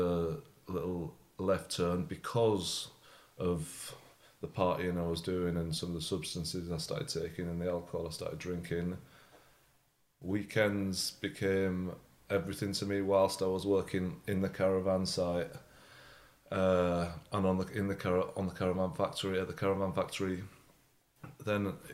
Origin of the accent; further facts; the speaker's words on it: Hull, Yorkshire and the Humber, United Kingdom; now in London, United Kingdom; I was brought up in Hull in the north of England